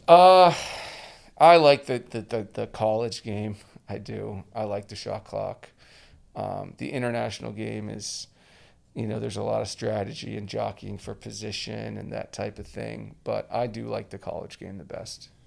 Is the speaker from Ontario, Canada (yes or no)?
no; Edmonton, Alberta, Canada; moved away as an adult; the first guy from, from my hometown in Edmonton to go down to play in the U S